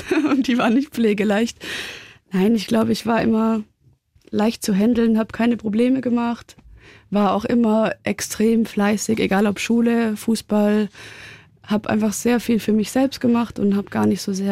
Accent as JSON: {"language": "German", "country": "Germany", "tie": "born or raised there", "moved": "yes", "lives_now": "Munich, Germany", "said": "der Bodensee, da komme ich super gerne zurück."}